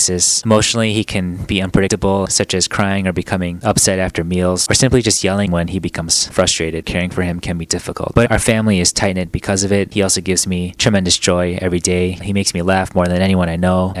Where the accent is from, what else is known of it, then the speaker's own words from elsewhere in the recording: Chicago, Illinois, United States; I'm from Chicago.